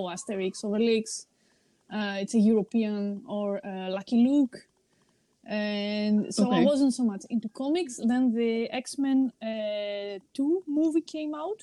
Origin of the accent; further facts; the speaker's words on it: Greece; I am from Greece